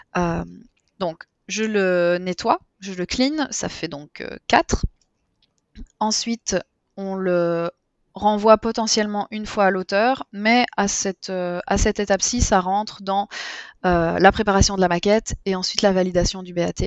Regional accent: Belgium; je suis belge

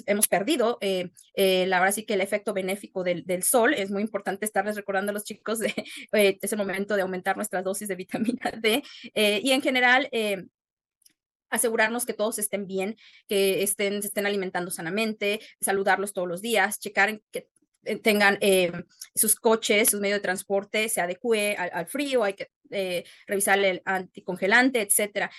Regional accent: Jerécuaro, Guanajuato, Mexico; moved away as an adult; also born or lived in Querétaro / Aguascalientes; now in Newton, Wisconsin, United States; soy originaria de Jerecuaro, Guanajuato

